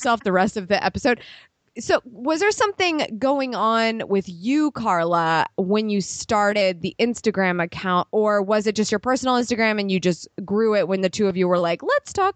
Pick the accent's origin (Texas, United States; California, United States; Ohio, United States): Ohio, United States; I'm from Ohio